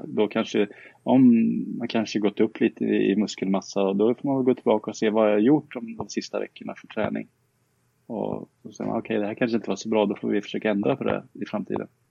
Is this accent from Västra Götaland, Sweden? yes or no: no; Karlskoga, Örebro County, Sweden; also born or lived in Tibro; Jag är uppvuxen i Karlskoga